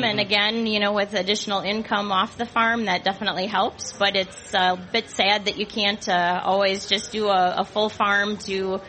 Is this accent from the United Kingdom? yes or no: no; Spring Grove, Minnesota, United States; with my husband, Matt. We're from Spring Grove, Minnesota.